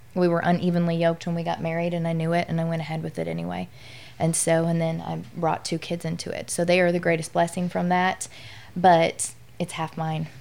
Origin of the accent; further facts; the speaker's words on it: Midwest, United States; now in Louisiana, United States; I'm from the Midwest, and so when I moved down south